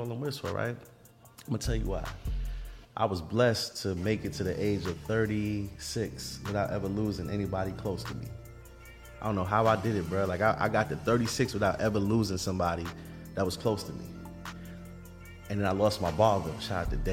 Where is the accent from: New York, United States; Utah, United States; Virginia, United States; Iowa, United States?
New York, United States; New York City; I come from, man, we come from Vanderbilt